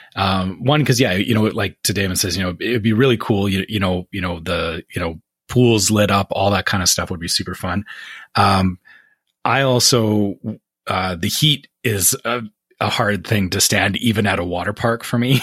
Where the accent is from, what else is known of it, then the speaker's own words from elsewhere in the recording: Canada; me being Canadian